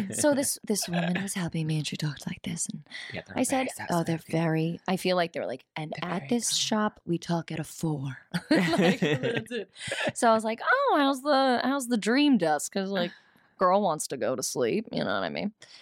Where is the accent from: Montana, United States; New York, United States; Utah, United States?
New York, United States; I'm such a New Yorker.